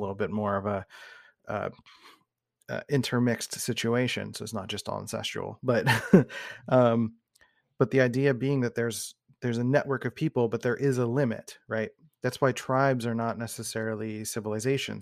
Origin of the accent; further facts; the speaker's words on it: Philadelphia, Pennsylvania, United States; I grew up in Northeast Philadelphia